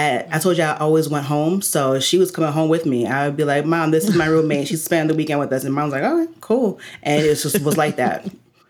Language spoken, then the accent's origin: English; New Jersey, United States; I'm from Jersey